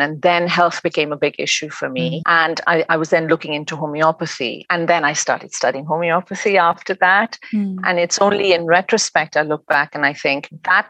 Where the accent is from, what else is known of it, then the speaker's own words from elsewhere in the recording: Pakistan; moved away as an adult; now in England, United Kingdom; I'm originally from Pakistan, and I came to England to go to university, and then I got married and stayed on in England.